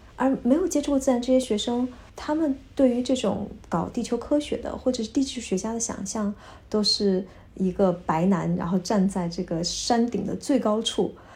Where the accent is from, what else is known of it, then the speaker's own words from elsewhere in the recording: China; moved away as an adult; now in Vienna, Austria; 从小在，咱们在国内长大的孩子